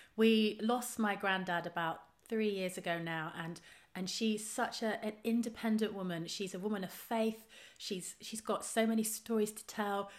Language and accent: English; Trowbridge, South West England, United Kingdom; moved away; I grew up in Trowbridge in the West Country.